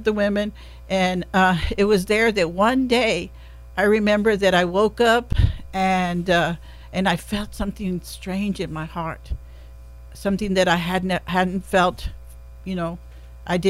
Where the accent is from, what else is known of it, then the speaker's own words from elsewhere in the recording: Kerrville, Texas, United States; also born or lived in San Antonio; I was raised here in Kerrville